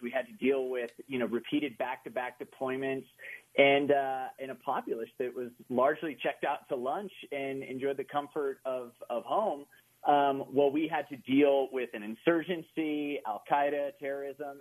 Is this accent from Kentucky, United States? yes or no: no; Oklahoma, United States; moved away; also born or lived in Austin, Texas; I grew up in Oklahoma, like in the buckle of the Bible Belt